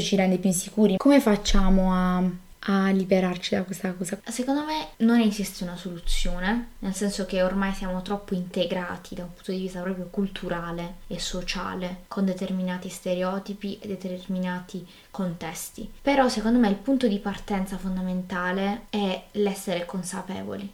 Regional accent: Apulia, Italy; accent: Apulian; also born or lived in Trento; mi sono dovuta trasferire qui in, eh, in Puglia

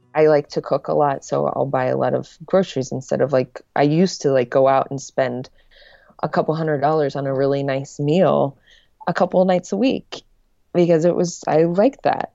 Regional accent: Lincoln, Nebraska, United States; moved away as an adult; also born or lived in Los Angeles; Back in my hometown um, in Lincoln, Nebraska

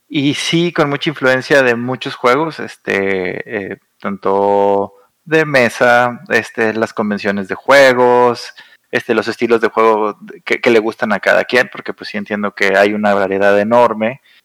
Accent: Saltillo, Coahuila, Mexico; moved away as an adult; now in Monterrey, Mexico; yo soy de Saltillo, que está a una hora de Monterrey. Yo me vine a estudiar la carrera a Monterrey y aquí me quedé.

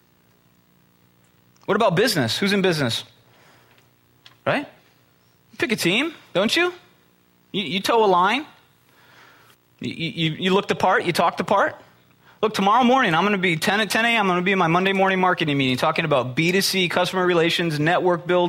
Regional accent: Midwest, United States; I'm from the Midwest

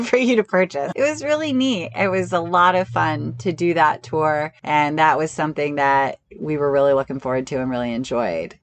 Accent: New York, United States; I'm from New York.

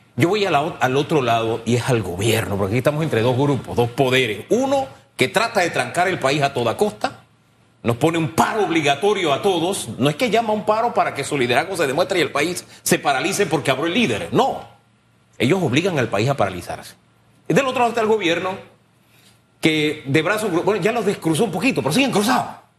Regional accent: Panama; Somos panameños

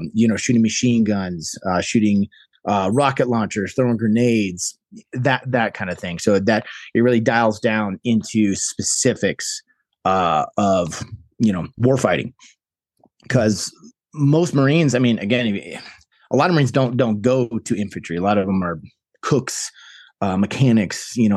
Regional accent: Chicago, Illinois, United States; moved away as an adult; now in New Mexico, United States; I grew up in Chicago, Illinois

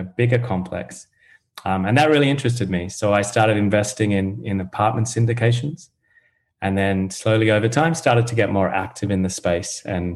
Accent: Australia; also born or lived in United Kingdom; now in United States; I'm from Australia originally, but I did move around, lived in the UK for a while, now based in the US

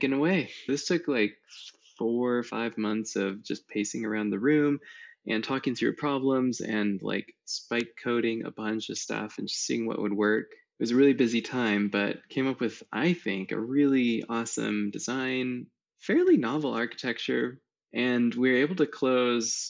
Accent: Iowa, United States; growing up in Iowa, kind of in the countryside

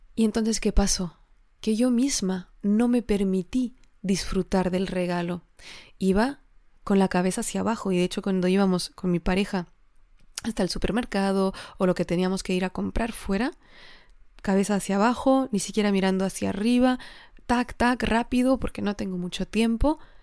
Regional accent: Alsace, Grand Est, France; Spanish is a second language; moved away as an adult; also born or lived in Geneva, Switzerland / Spain; yo vengo del norte de Francia, ¿no? de Alsacia, que está muy cerca de Alemania

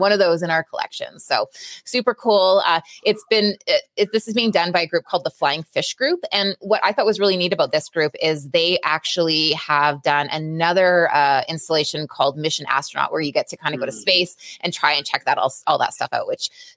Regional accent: Canada; I'm so Canadian

